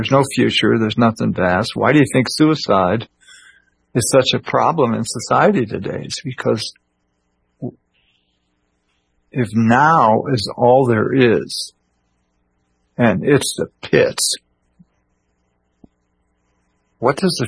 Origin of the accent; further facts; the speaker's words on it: Illinois, United States; when I was a kid growing up in Illinois